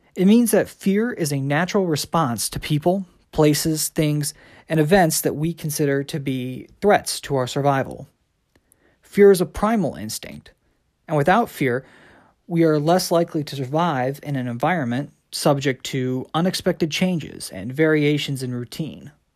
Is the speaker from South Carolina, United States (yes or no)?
yes; South Carolina, United States; moved away; also born or lived in Midwest / Washington, D.C. / London; growing up, I'd traveled between uh, my parents' house in South Carolina to go visit my biological father in St. Louis. Then later on in my life, we moved from South Carolina to the Midwest